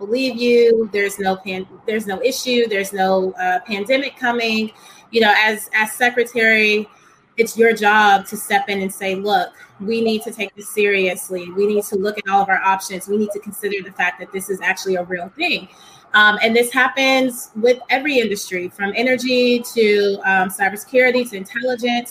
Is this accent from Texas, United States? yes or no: yes; Texas, United States; I'm from Texas